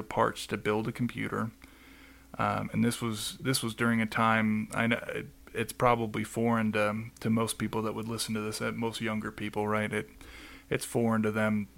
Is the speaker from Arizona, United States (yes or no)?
yes; Phoenix, Arizona, United States; now in Colorado, United States; I was born and raised in Phoenix, Arizona.